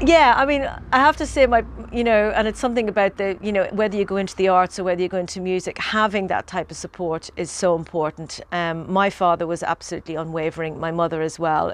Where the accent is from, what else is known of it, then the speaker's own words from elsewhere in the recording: Ireland; growing up in Ireland